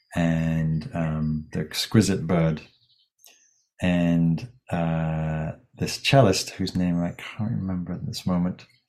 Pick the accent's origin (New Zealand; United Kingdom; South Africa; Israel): United Kingdom; England; now in California, United States; my home country, England